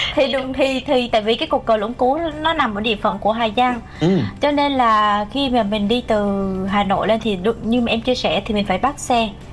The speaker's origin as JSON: {"language": "Vietnamese", "region": "Ho Chi Minh City", "country": "Vietnam", "said": "mình là một người Sài Gòn"}